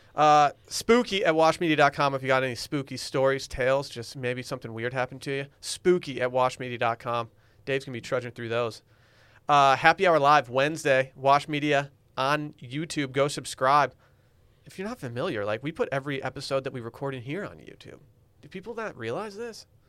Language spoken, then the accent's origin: English; United States; I'm American